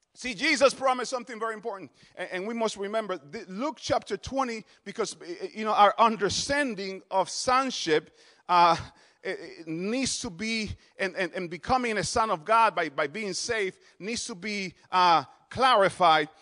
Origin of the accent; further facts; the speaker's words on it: Dominican Republic; also born or lived in New Jersey; now in Harrisburg, United States; I'm originally from the Dominican Republic